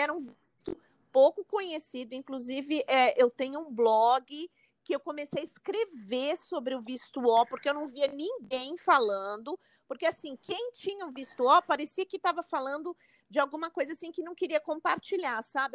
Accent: São Paulo, Brazil; moved away as an adult; now in New York, United States; eu sou de São Paulo

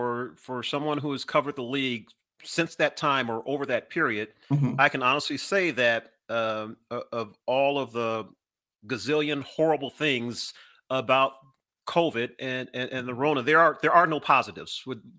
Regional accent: California, United States; even though I'm originally from Southern Cal and have a lot of Laker tie-ins

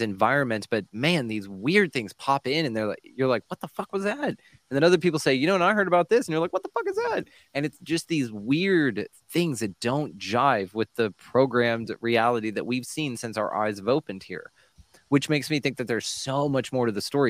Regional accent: Texas, United States; I'm from Texas.

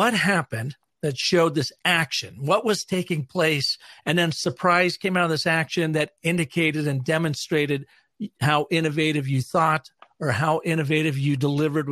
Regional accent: Seattle, Washington, United States; moved away; our home where I grew up in Seattle, Washington

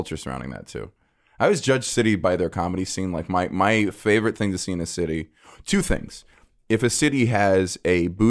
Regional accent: Atlanta, Georgia, United States; Nothing about Atlanta. I grew up there

